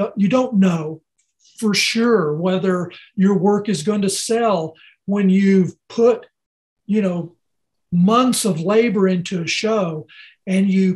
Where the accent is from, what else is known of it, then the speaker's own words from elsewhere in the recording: New Mexico, United States; growing up in the West, I feel like I have a voice and I have something to say that represents this part of the world in a different way because I understand it. And, you know, I grew up here